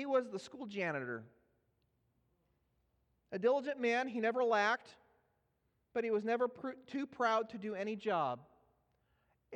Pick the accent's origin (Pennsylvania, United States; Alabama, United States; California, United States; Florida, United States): California, United States; Los Angeles; moved away; I'm from Los Angeles